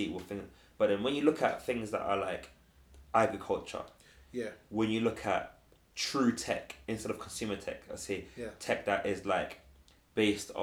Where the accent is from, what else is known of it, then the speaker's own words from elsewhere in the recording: London, United Kingdom; me growing up in London, like I did go through extreme poverty growing up at one point